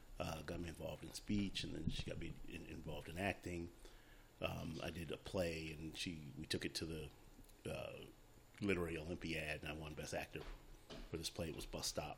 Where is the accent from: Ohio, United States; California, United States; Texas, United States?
California, United States; Compton; I grew up in Compton during the height of, like, the Bloods and the Crips rise to infamy